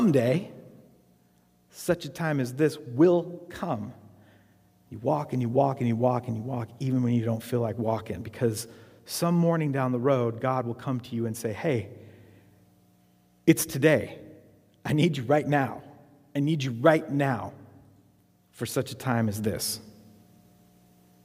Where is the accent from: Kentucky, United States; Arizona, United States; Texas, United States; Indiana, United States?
Arizona, United States; I grew up in Arizona